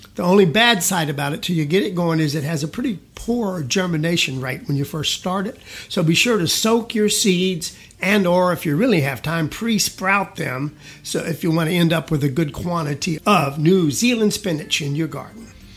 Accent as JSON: {"language": "English", "region": "South Georgia", "country": "United States", "tie": "born or raised there", "moved": "yes", "lives_now": "Texas, United States", "said": "I was raised in South Georgia most of my young years"}